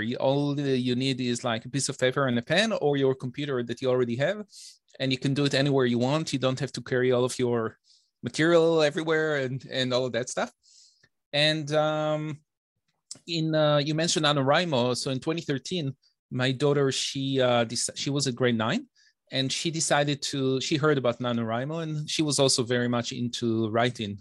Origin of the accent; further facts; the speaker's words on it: Bnei Brak, Tel Aviv District, Israel; accent: Israeli; moved away as an adult; also born or lived in Detroit, United States; now in Toronto, Canada; I was, uh, born and raised in Israel